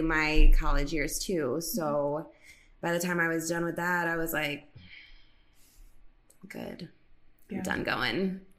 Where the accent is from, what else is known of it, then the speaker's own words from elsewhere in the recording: New York City, New York, United States; moved away as an adult; So I love being from New York City. Like I love that I grew up on the East Coast. I am very proud of being from Queens. Like that's, you know, one of the five boroughs right there.